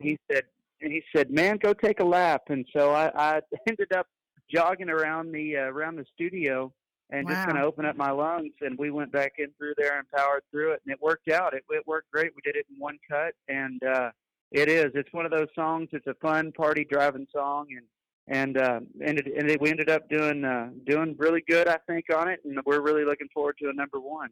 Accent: San Angelo, Texas, United States; I am from San Angelo, Texas. I've been I was born and raised here from a rodeo and ranching family.

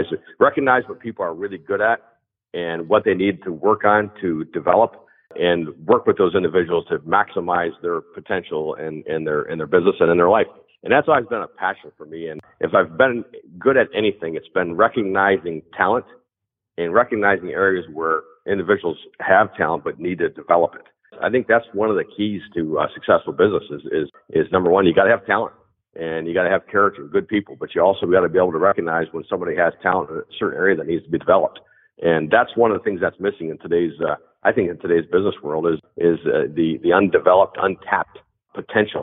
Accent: Bay City, Michigan, United States; now in Freeland, United States; I grew up in Bay City, went to Bay City All Saints

